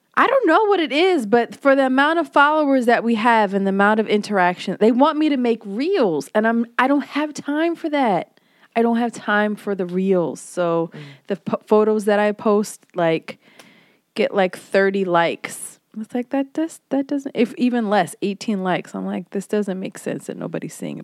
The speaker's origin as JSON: {"language": "English", "region": "Hawaii", "country": "United States", "tie": "born or raised there", "moved": "yes", "said": "I was born in Hawaii, and I learned how to swim at ten"}